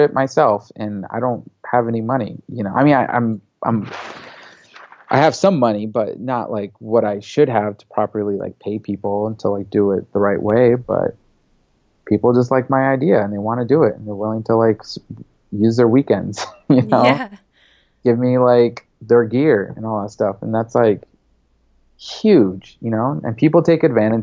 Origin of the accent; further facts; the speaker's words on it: United States; first language English; also born or lived in Lebanon; I'm American, you know, I'm more American than I am Lebanese in my eyes, just because English was my first language